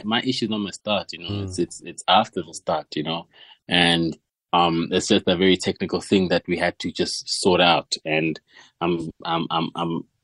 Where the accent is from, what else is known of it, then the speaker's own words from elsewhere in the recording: Tembisa, Gauteng, South Africa; I grew up in Tama. It's Tama and Tembisa, and that's where, you know, life for me started